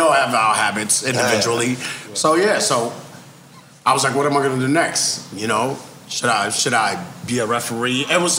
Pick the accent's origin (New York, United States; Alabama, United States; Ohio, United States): New York, United States; New York City; I live in New York. I grew up in Queens, but I was living Wall Street that time